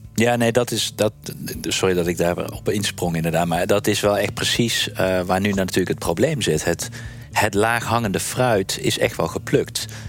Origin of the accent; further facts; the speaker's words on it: Netherlands; ik zit er ook nog gewoon als Nederlander